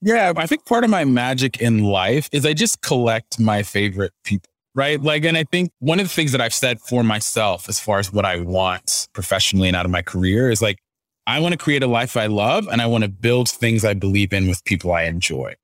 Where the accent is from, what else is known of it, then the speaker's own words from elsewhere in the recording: Dallas, Texas, United States; moved away as an adult; also born or lived in Ghana (parents) / Abilene, Texas / Spokane, Washington; now in Nashville, United States; I grew up in the Dallas area